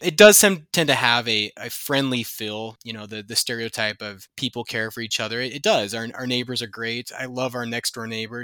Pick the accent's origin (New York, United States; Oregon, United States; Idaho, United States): Idaho, United States; Idaho Falls; moved away as an adult; also born or lived in Washington / Minnesota / Utah; now in Helena, United States; I grew up in Idaho Falls, Idaho